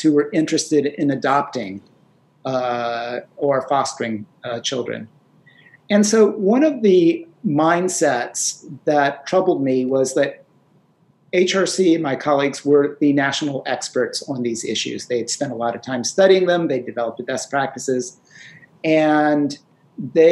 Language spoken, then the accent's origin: English; North Carolina, United States; I grew up in North Carolina in the 60s and 70s.